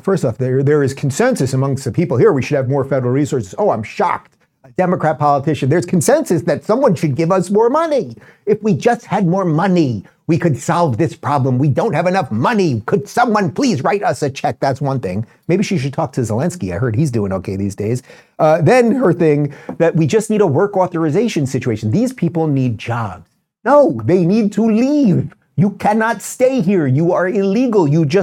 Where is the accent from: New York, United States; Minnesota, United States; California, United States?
New York, United States; New York City; I grew up in New York City.